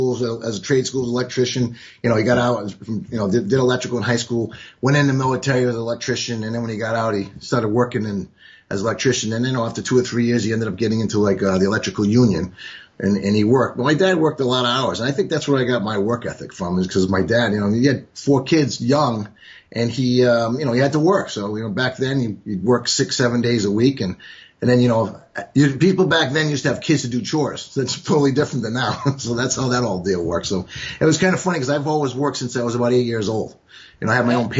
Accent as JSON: {"language": "English", "town": "Baltic", "region": "Connecticut", "country": "United States", "tie": "born or raised there", "also_born_or_lived": "Glasgow, Scotland", "said": "I grew up in a town called Baltic, Connecticut"}